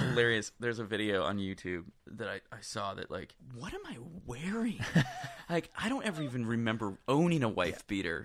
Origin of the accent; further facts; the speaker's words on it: Flint, Michigan, United States; moved away; also born or lived in Swartz Creek, Michigan / Nashville; I grew up in Flint, Michigan, mm-hmm. um, just outside of Flint, actually. Swartz Creek, Michigan is where I, am technically from